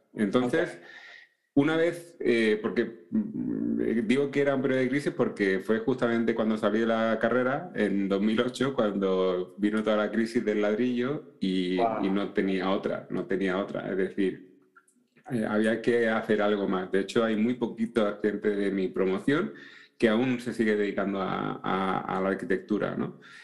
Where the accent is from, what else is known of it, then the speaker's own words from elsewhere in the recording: Seville, Andalusia, Spain; now in Madrid, Spain; Yo actualmente pues estoy en, en Madrid, pero no soy de Madrid, soy de Sevilla